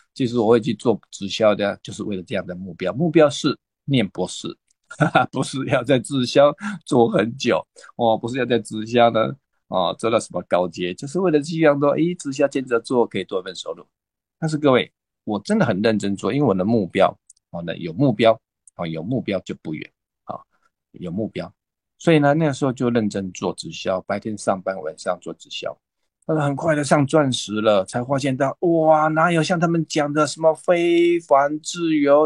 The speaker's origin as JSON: {"language": "Chinese", "region": "Taipei", "country": "Taiwan", "said": "那我是来自台北的"}